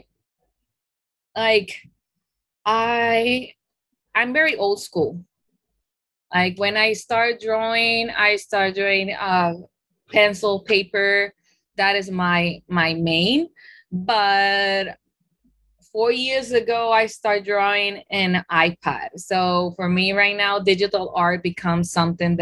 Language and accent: English; Colombia; moved away as an adult; also born or lived in Queens, New York, United States; now in New York, United States; I was born here in Queens, New York. But my roots are, my mom is Colombian. So when my parents get separated, I was raised in Colombia.